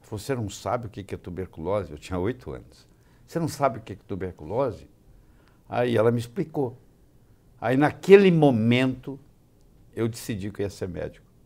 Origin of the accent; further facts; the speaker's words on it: Juiz de Fora, Minas Gerais, Brazil; É, eu sou mineiro. Eu nasci em Juiz de Fora, eu nasci no dia 6 de julho de 1945, ao meio-dia em ponto.